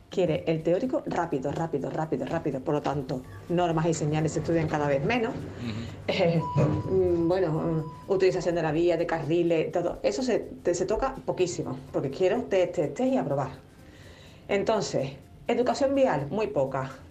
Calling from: Seville, Andalusia, Spain; Buenos días, soy compañera, … de Sevilla.

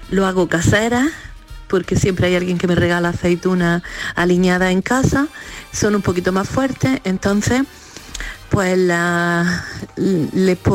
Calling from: Granada, Andalusia, Spain; de Granada.

